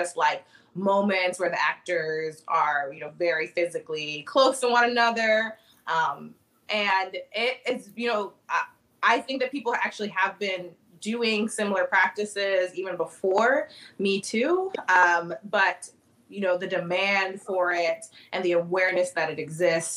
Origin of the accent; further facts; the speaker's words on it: Annapolis, Maryland, United States; moved away as an adult; now in Chicago, United States; I've been in Chicago for the past 10 years, but I'm originally from Annapolis, Maryland